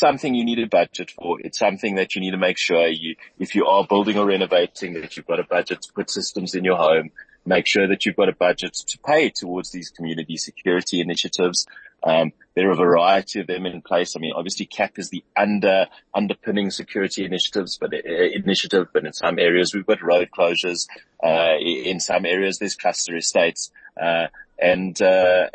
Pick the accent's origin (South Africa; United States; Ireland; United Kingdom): South Africa; I love South Africa. I love being South African